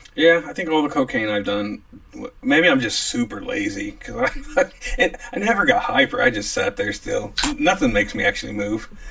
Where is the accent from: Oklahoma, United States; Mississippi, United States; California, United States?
Oklahoma, United States; Scott and I grew up a lot in Oklahoma